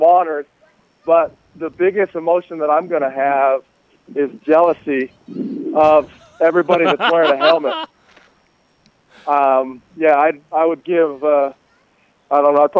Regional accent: Salt Lake City, Utah, United States; growing up in Salt Lake

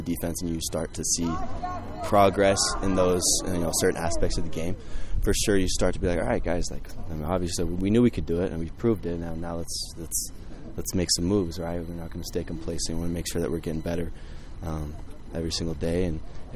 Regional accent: Idaho Falls, Idaho, United States; moved away; I'm from Idaho Falls, so I'm actually from the opposite side of Idaho

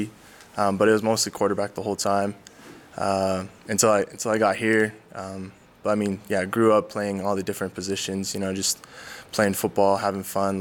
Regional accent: Southern Utah, United States; born or raised there; now in Provo, United States

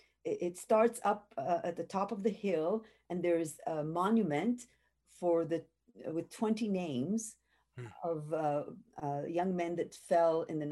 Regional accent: Jerusalem, Jerusalem District, Israel; I grew up in Jerusalem, and we study what we call the Bible.

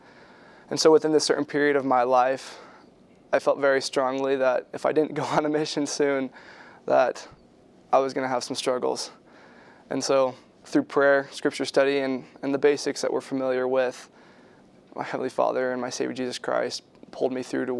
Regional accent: Phoenix, Arizona, United States; I grew up in Phoenix, Arizona

